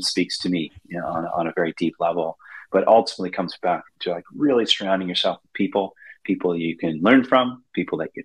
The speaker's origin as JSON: {"language": "English", "town": "Goderich", "region": "Ontario", "country": "Canada", "tie": "born or raised there", "said": "I grew up in Canada in a very small town on the, you know, I have to say, the banks of the mighty Maitland River in a town called Goderich, Ontario."}